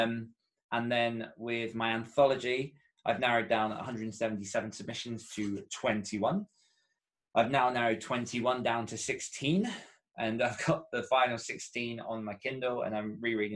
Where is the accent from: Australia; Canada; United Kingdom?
United Kingdom; Essex, East of England; I grew up in Essex and I still called it beta then